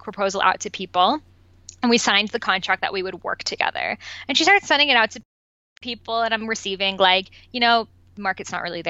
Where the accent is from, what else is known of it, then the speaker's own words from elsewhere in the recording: Boston, Massachusetts, United States; first language Persian; English is a second language; moved away as an adult; also born or lived in Los Angeles; I grew up in Boston